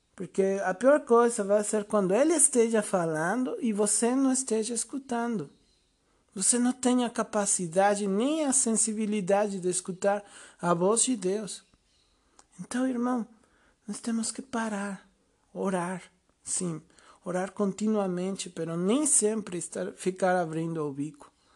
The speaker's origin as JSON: {"language": "Portuguese", "country": "Mexico", "said": "eu sou mexicano, tenho 36 anos"}